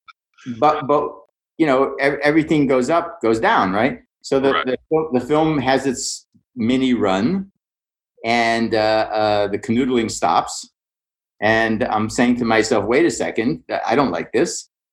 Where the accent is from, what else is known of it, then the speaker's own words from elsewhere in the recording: Pittsburgh, Pennsylvania, United States; I grew up in Pittsburgh